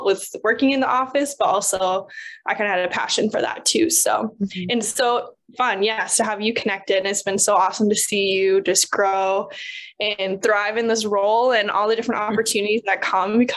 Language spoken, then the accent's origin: English; Farmington, Minnesota, United States; moved away as an adult; now in Miami, United States; I was born and raised in Farmington, Minnesota, grew up out in the country